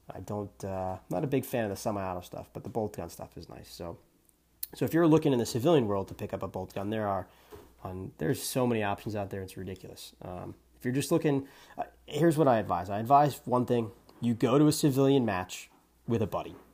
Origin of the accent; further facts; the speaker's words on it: New Hampshire, United States; I'm from New Hampshire